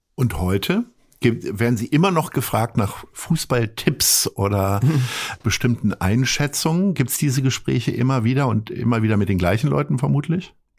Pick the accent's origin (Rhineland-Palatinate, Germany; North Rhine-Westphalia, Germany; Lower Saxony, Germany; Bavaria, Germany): Lower Saxony, Germany; Hanover; ich komme nun auch aus Hannover